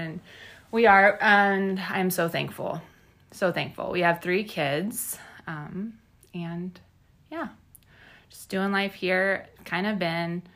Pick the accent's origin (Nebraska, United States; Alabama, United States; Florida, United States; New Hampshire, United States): Nebraska, United States; McCook; also born or lived in Minnesota / Omaha, Nebraska; I grew up in McCook. I went to school here, graduated